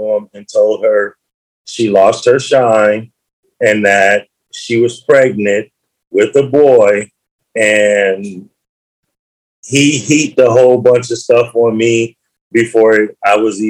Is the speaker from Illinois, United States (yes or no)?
yes; Chicago, Illinois, United States; growing up in Chicago, there wasn't one single block in my entire community that I didn't have a family household on